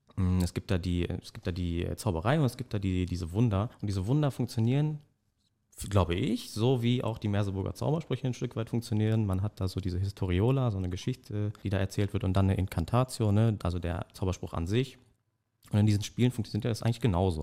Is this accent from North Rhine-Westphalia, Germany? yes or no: yes; Dortmund, North Rhine-Westphalia, Germany; ich komme aus Dortmund